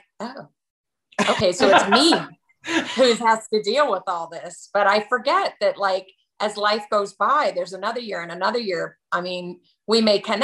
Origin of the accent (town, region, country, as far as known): Chicago, Illinois, United States; moved away